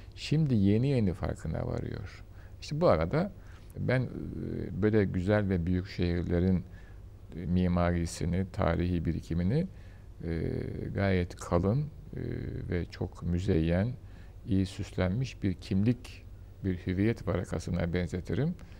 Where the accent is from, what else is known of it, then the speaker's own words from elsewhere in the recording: Istanbul, Turkey; ben Beyazıt'ta doğdum, büyüdüm.